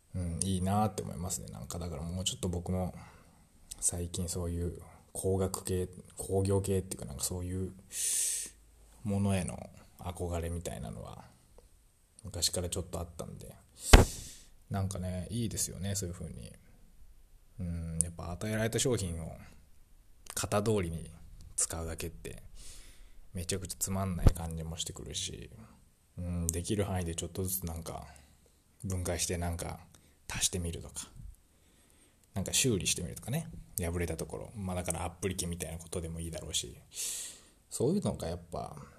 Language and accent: Japanese; Ube, Yamaguchi, Japan; 宇部市っていう僕の実家のあるところにま戻るだけなんで